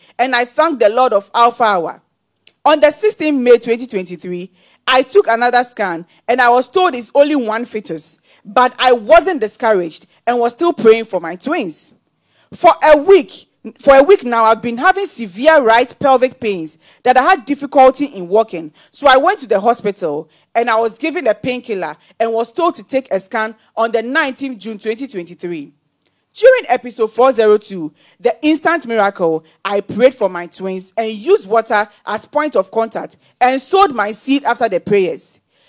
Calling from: Nigeria

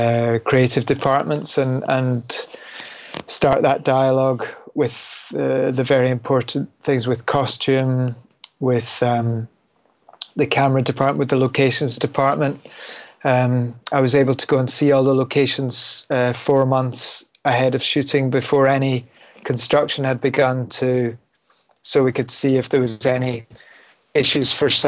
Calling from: London, United Kingdom; I'm calling from London, England.

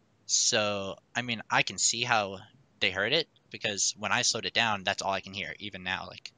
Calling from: Kenosha, Wisconsin, United States; I'm calling from Kenosha, Wisconsin.

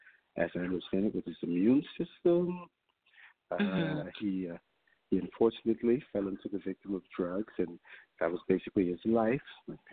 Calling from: New York, United States; I'm calling from Harlem.

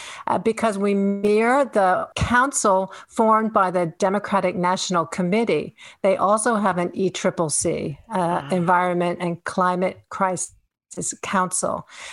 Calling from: Finland; So I am calling in from the Arctic. I'm in Finland. In Northern Europe, and I am a Texas voter.

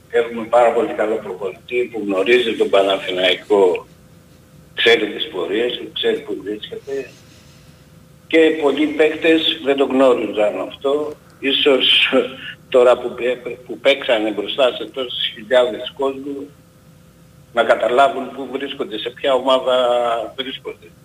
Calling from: Greece; από τη Νέα Ασμένη.

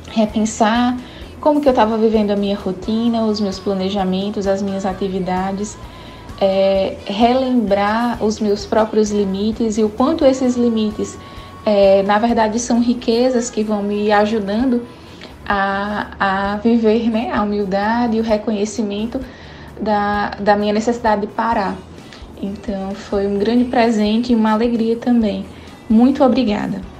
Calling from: Natal, Rio Grande do Norte, Brazil; sou aqui de Natal.

